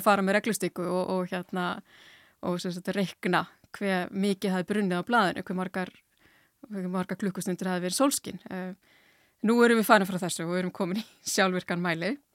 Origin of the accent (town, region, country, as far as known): Iceland